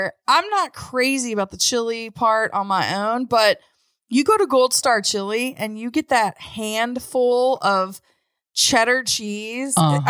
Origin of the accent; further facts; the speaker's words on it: Cincinnati, Ohio, United States; And I'm from Cincinnati, you know?